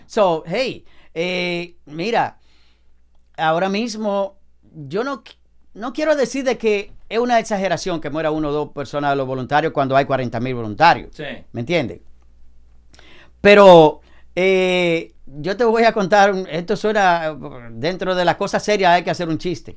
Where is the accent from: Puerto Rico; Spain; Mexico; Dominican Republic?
Dominican Republic; now in United States; en mi país, República Dominicana